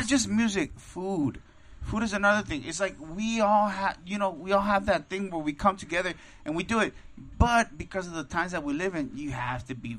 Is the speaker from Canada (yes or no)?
no; Mexico City, Mexico; moved away; I'm from Tacubaya, Mexico City.